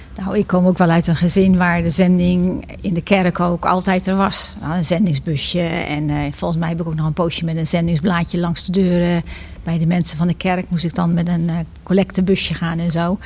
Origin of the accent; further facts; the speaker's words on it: Bergambacht, South Holland, Netherlands; moved away as an adult; also born or lived in Nepal; now in Gouda, Netherlands; ik ben geboren in Bergambacht. Dat ligt hier 10 kilometer ten zuiden van Gouda. Maar ik ben al op mijn negentiende naar Gouda gekomen